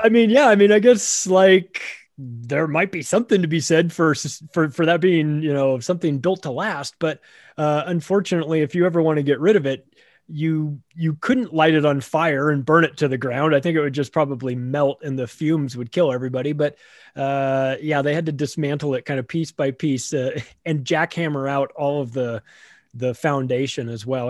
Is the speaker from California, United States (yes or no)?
yes; Southern California, United States; I grew up in Southern California